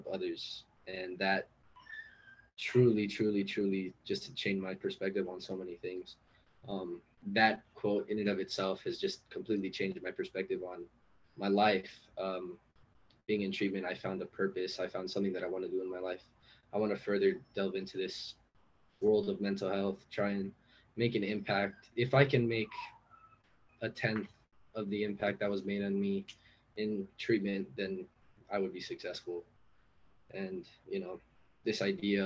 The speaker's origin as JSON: {"language": "English", "town": "Los Angeles", "region": "California", "country": "United States", "said": "I'm from East LA."}